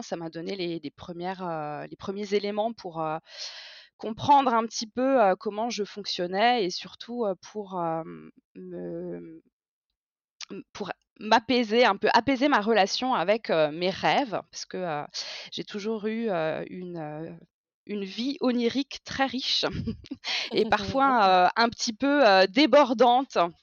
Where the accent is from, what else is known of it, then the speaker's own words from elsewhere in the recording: Strasbourg, Grand Est, France; J'ai 36 ans et je viens de Strasbourg